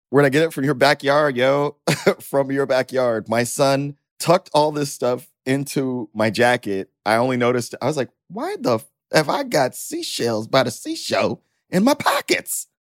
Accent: Dallas, Texas, United States; moved away; I'm from Dallas

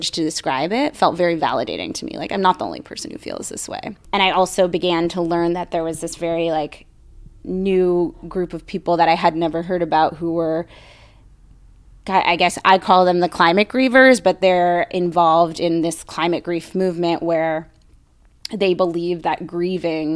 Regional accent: Bay Area, California, United States; growing up in the Bay Area

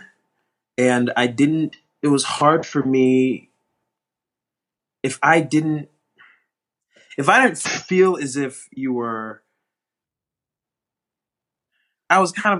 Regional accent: Newark, New Jersey, United States; also born or lived in New York; I grew up in New Jersey. I was born in Newark, New Jersey

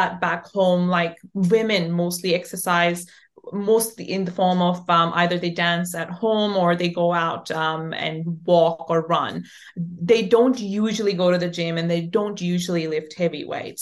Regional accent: Pakistan; I'm from Pakistan

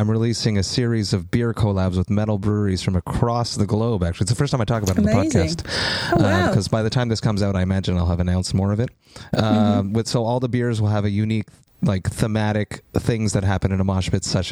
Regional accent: Montreal, Quebec, Canada; I'm from Montreal

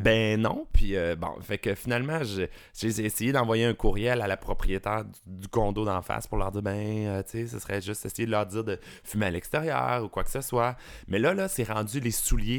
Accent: Rive-Sud, Quebec, Canada; also born or lived in Beauport, Quebec City; je suis né à Québec. J'ai déménagé ça arrive sud quand j'étais jeune, mais je suis né à Québec, imagine. Beauport

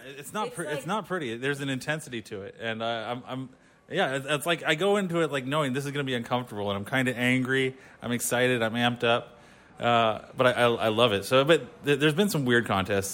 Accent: San Jose, California, United States; moved away as an adult; now in Indiana, United States; San Jose, California, but I recently moved to Indiana.

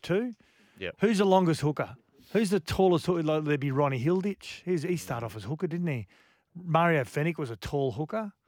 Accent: Queensland, Australia; as a Queenslander

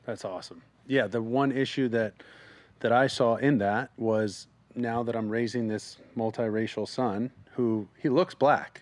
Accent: South Orange County, California, United States; I grew up in South Orange County, predominantly white.

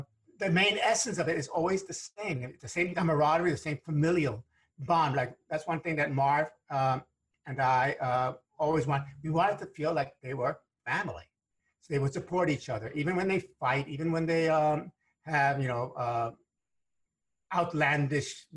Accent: New York City, New York, United States; first language Spanish; English is a second language; as a kid growing up in the South Bronx, to working class parents

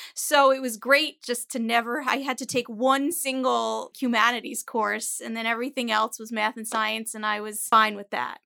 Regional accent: Teaneck, New Jersey, United States; also born or lived in New York City; I come from Teaneck, New Jersey

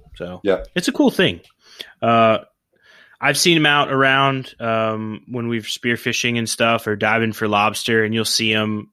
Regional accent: Oklahoma, United States; I grew up in Oklahoma

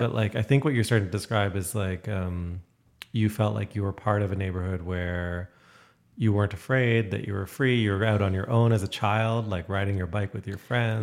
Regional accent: Toronto, Ontario, Canada; moved away as an adult; also born or lived in Syracuse; now in Calgary, Canada; growing up in Toronto

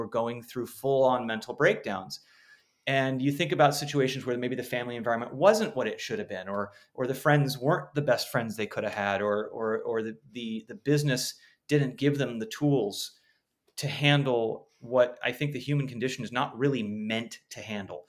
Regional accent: Los Angeles, California, United States; I grew up in Los Angeles, but was not a showbiz kid

